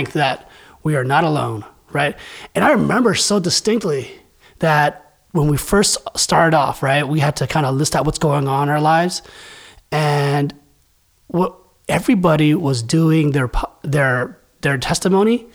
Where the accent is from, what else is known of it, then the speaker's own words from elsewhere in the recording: San Francisco Bay Area, California, United States; So I'm from San Francisco Bay Area